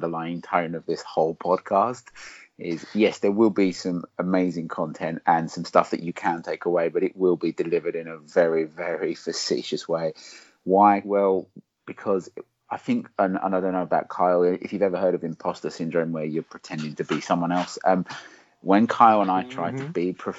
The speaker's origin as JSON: {"language": "English", "area": "Essex", "region": "East of England", "country": "United Kingdom", "accent": "Essex", "said": "That's my Essex accent"}